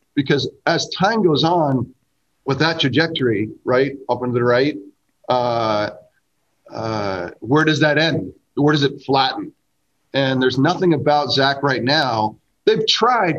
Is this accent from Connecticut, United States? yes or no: yes; Greenwich, Connecticut, United States; I'm from Greenwich, Connecticut.